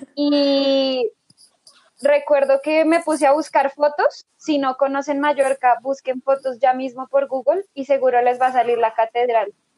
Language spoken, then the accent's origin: Spanish; Bogotá, Colombia; soy de Bogotá, Colombia, una ciudad muy bonita